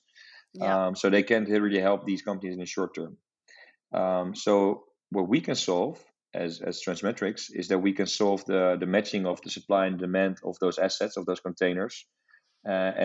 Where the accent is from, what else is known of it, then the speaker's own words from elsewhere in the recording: Amsterdam, North Holland, Netherlands; I'm also from the Netherlands, but from Amsterdam